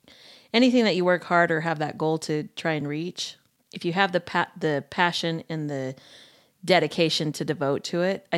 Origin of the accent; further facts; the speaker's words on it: Sandy, Utah, United States; Mm-hmm. I grew up in Sandy.